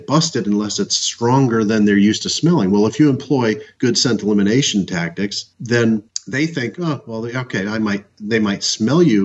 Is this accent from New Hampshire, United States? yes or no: yes; New Hampshire, United States; moved away as an adult; also born or lived in Kansas; growing up in New Hampshire, and where the deer densities are low